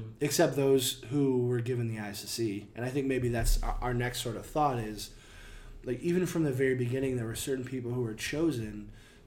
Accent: United States; as an American

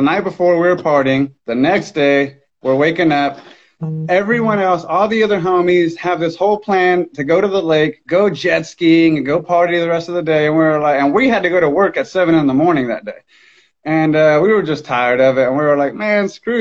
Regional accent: Miami, Florida, United States; now in Tulsa, United States; I was born and raised in Miami, Florida.

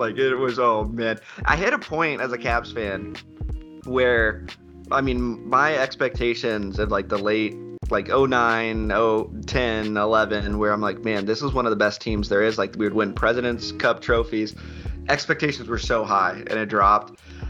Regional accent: Alaska, United States; I grew up in Alaska, and my mom was from the D.C. area. My dad was from Alaska.

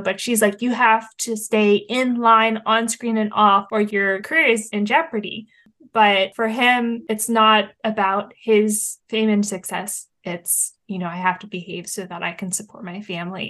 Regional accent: Hershey, Pennsylvania, United States; we're here in central Pennsylvania and I grew up here near Hershey and Hershey Park

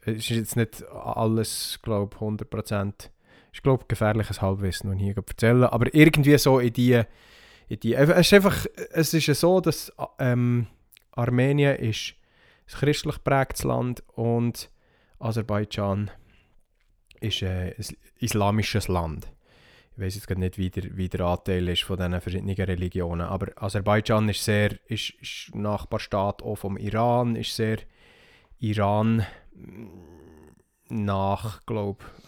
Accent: Switzerland; hier bei uns in der Schweiz

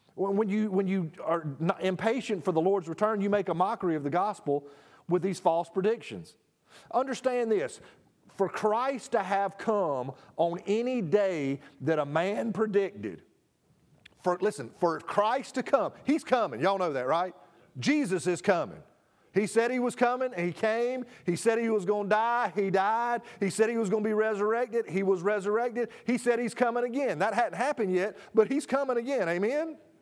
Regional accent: United States; I am as American

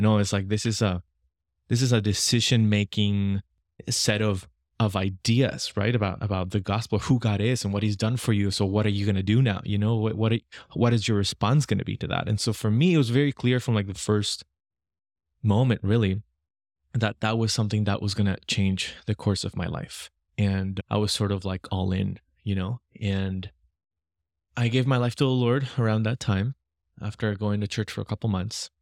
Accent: Lima, Peru; I was born and raised in Lima, Peru

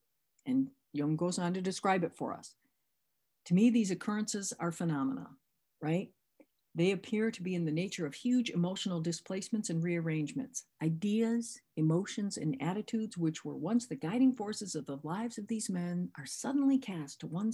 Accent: Michigan, United States; I'm from Michigan.

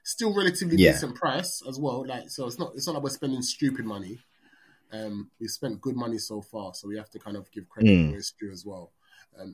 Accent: London, United Kingdom; growing up in London

